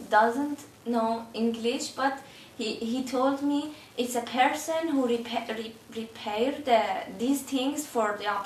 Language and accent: Norwegian; Iran; Norwegian is a second language; moved away as an adult; also born or lived in Turkey; now in Oslo, Norway; Jeg kommer fra Iran. Jeg bor på Veslin, Oslo.